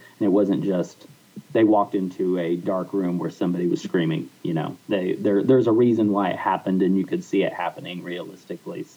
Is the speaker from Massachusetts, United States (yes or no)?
no; Oklahoma, United States; I'm from Oklahoma and Lance is from Texas. And so we both grew up in very rural atmospheres